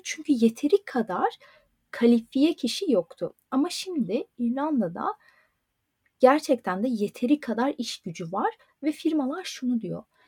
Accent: Turkey; first language Turkish; moved away as an adult; also born or lived in Istanbul; now in Dublin, Ireland; Türkçe bizim ana dilimiz

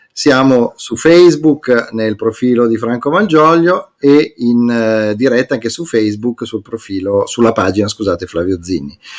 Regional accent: Emilia-Romagna, Italy; tutti i romagnoli perché è una perdita per tutti noi

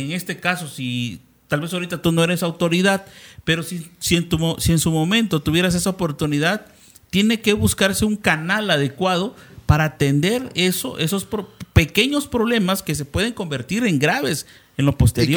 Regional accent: Cintalapa, Chiapas, Mexico; nosotros somos de Cintalapa

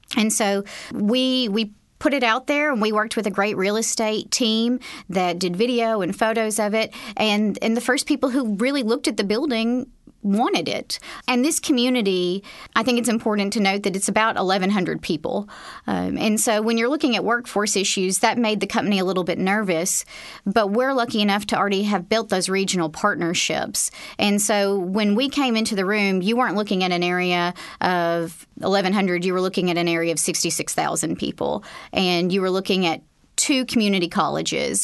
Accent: Northeast Arkansas, United States; I'm from Northeast Arkansas originally, and about that time, I, I moved back home to the state

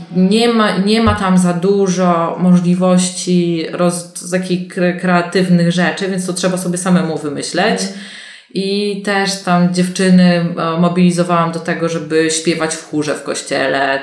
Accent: Poland; ja się urodziłam i wychowałam na wsi e, w wielodzietnej rodzinie

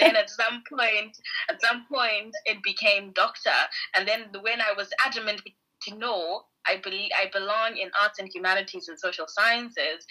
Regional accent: Harare, Zimbabwe; moved away as an adult; now in Edinburgh, United Kingdom; I am from Harare in Zimbabwe.

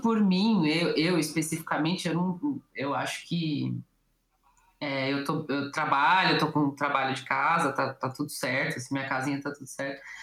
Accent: São Paulo, Brazil; como eu sou de São Paulo

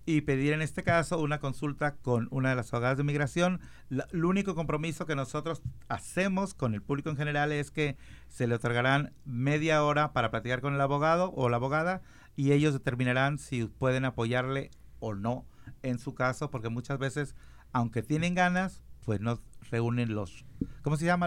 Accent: Mexico; yo soy mexicano

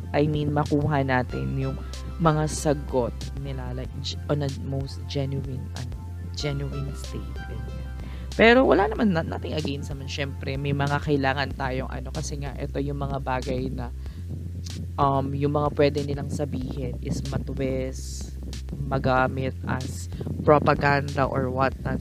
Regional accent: Philippines; also born or lived in Taguig; as a Filipino citizen

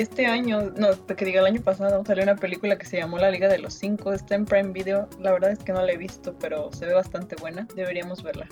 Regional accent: Mexico

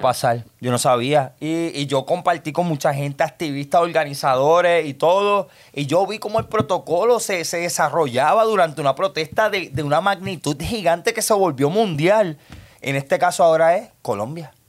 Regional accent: Puerto Rico; mi pueblo

